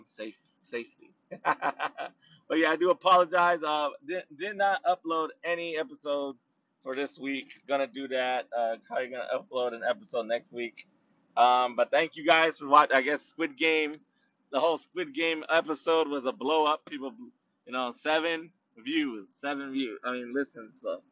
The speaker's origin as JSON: {"language": "English", "town": "Anaheim", "region": "California", "country": "United States", "also_born_or_lived": "Los Angeles County, California", "lives_now": "Riverside County, United States", "said": "I do live in Riverside County now, but but I'm from Orange County, baby, so that's how I represent City of Anaheim, City of Orange, East Side"}